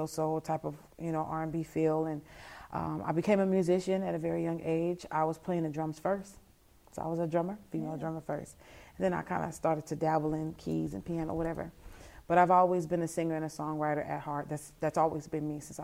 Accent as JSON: {"language": "English", "town": "Vallejo", "region": "California", "country": "United States", "tie": "born or raised there", "moved": "yes", "lives_now": "Lafayette, United States", "said": "I grew up in California, Vallejo, California"}